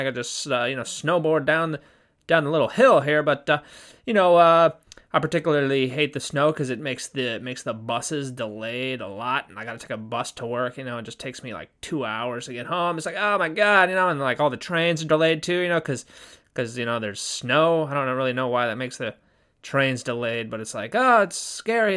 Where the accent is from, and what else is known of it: Southern California, United States; born or raised there; now in Japan